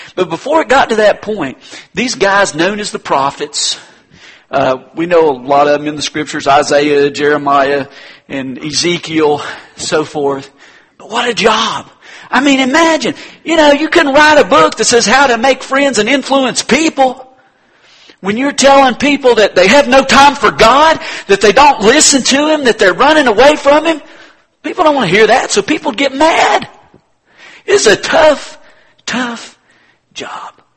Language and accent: English; North Carolina, United States; my home state, North Carolina